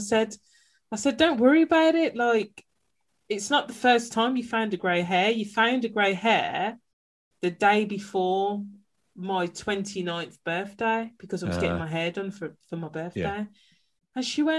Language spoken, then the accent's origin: English; Birmingham, West Midlands, United Kingdom; now in Derbyshire, United Kingdom; live in Derbyshire now, but before that I lived in Birmingham. So for those that are familiar, that means I'm a Brummie.